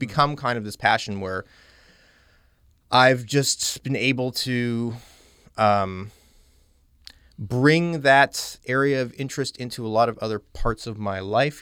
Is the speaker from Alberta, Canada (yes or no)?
yes; Calgary, Alberta, Canada; moved away as an adult; also born or lived in Halifax, Nova Scotia / London, Ontario; I'm from Western Canada, I'm from Calgary, Alberta